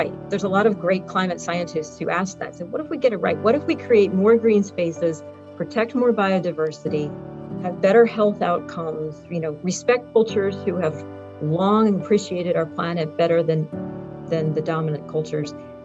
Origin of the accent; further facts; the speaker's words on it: Philadelphia, Pennsylvania, United States; I grew up in Philadelphia